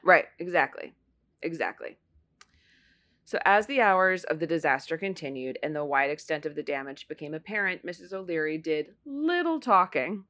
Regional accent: Ohio, United States; now in New York, United States; I grew up in Ohio

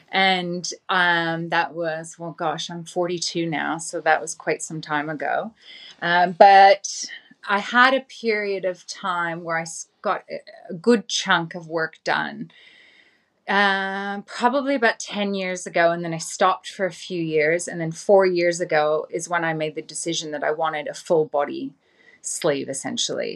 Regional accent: Vancouver, British Columbia, Canada; moved away as an adult; I was born and raised in Vancouver in Canada.

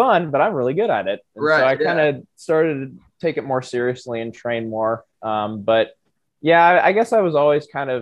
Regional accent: Lincoln, Nebraska, United States; I am from Lincoln originally

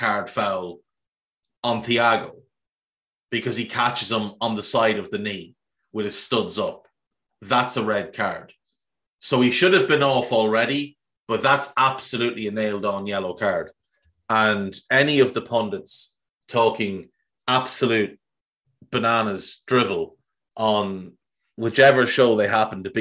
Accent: Ireland; if you grew up in Ireland when I grew up in Ireland

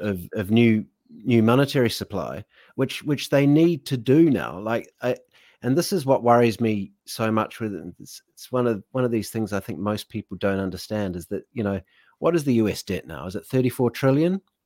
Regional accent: United Kingdom; I am a British citizen

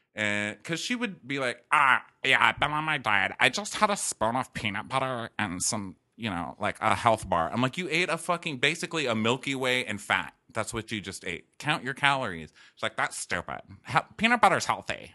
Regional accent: El Paso, Texas, United States; moved away; growing up in El Paso

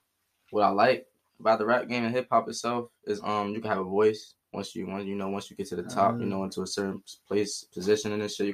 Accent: Trenton, New Jersey, United States; moved away as an adult; now in Princeton, United States; I'm from Trenton, originally raised. I'm living in Princeton now for 10 years, last 10 years.

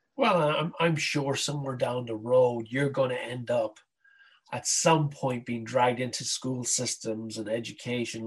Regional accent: Ireland; growing up in Ireland in the '70s wasn't much fun

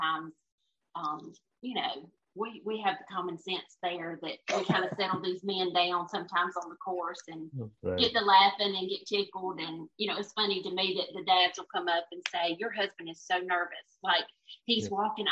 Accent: Lincolnton, Georgia, United States; I grew up in Lincoln, Georgia, right outside McCormick.

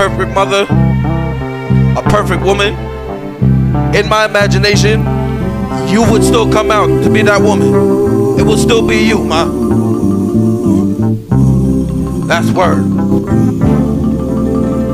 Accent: New York City, New York, United States; I'm from Queens, Beach 98th Street

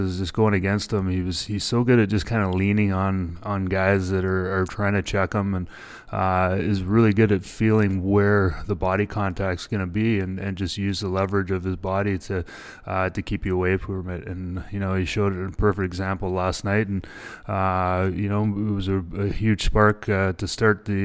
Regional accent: British Columbia, Canada; moved away; also born or lived in Regina, Saskatchewan; growing up in British Columbia, and then my 4 years in Regina

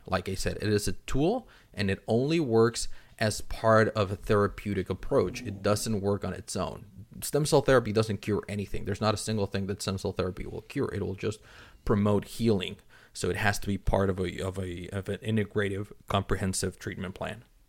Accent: Mexico City, Mexico; moved away; I'm originally from Mexico City

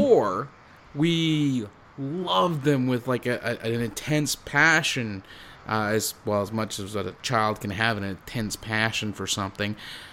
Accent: New Jersey, United States; I'm from Jersey.

